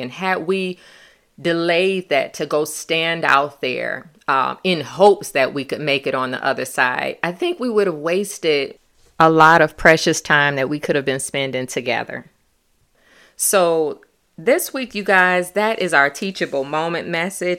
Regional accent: Michigan, United States; we were from Michigan.

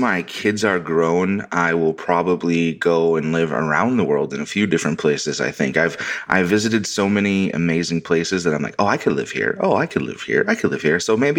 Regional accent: Connecticut, United States; born there; moved away as an adult; So I'm a Canadian by blood, but I'm the firstborn American, and I was actually born in Connecticut. So I'm an East Coaster, which I think is where I get that bold and brashness from

